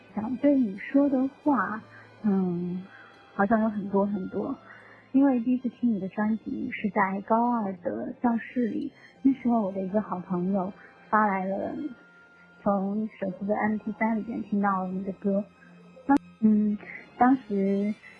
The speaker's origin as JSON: {"language": "Chinese", "town": "Foshan", "region": "Guangdong", "country": "China", "tie": "born or raised there", "also_born_or_lived": "Tainan, Taiwan", "moved": "yes", "said": "我的家乡佛山"}